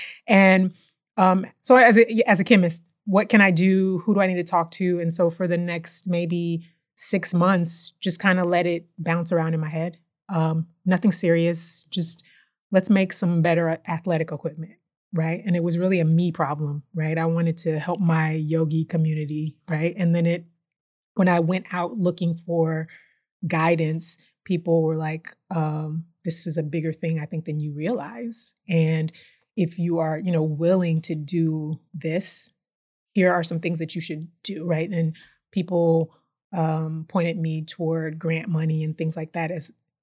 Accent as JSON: {"language": "English", "town": "Houston", "region": "Texas", "country": "United States", "tie": "born or raised there", "also_born_or_lived": "New Orleans, Louisiana", "said": "Moved here when I was about 2 and been here my whole life"}